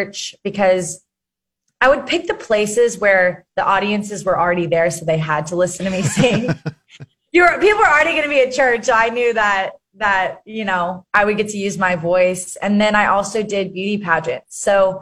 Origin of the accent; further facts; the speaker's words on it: Arkansas, United States; I grew up in Arkansas